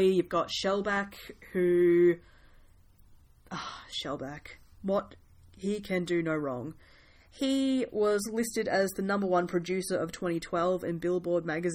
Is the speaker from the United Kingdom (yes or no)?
no; New Zealand; me and my fellow Kiwis